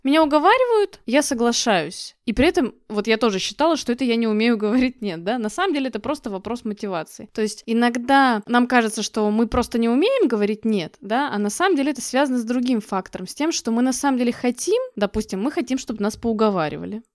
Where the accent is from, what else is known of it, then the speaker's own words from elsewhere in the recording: Russia; мы живем в России, да, и родились в России